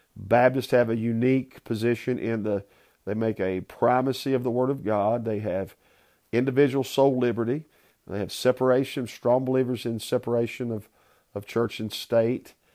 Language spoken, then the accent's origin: English; Southern West Virginia, United States; moved away as an adult; also born or lived in South Carolina; I grew up in Southern West Virginia.